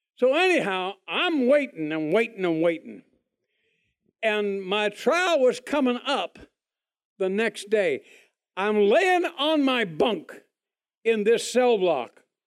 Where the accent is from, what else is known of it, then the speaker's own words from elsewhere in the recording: Toronto, Ontario, Canada; moved away; I was born in Canada, Toronto, Canada, a long, long, long, long time ago